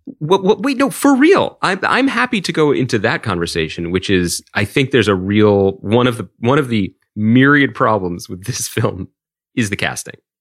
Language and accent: English; Philadelphia, Pennsylvania, United States; we grew up in Philadelphia